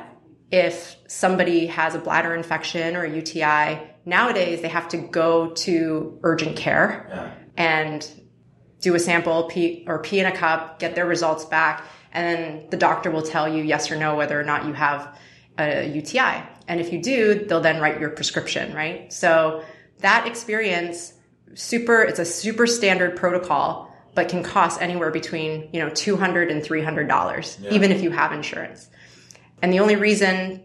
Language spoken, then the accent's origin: English; Canada; now in United States; as a Canadian now turned American